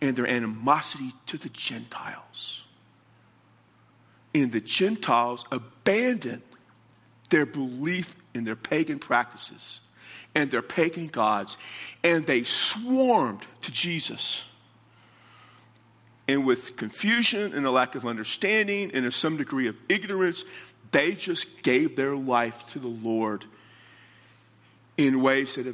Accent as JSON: {"language": "English", "town": "San Antonio", "region": "Texas", "country": "United States", "said": "I'm from San Antonio, Texas"}